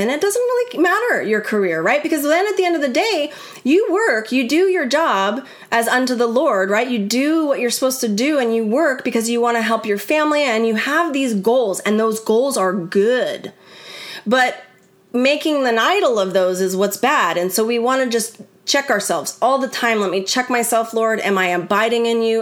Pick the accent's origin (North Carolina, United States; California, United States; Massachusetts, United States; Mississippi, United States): California, United States; I grew up in California